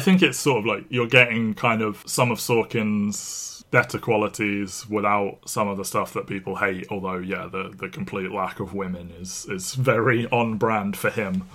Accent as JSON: {"language": "English", "country": "United Kingdom", "said": "we are British"}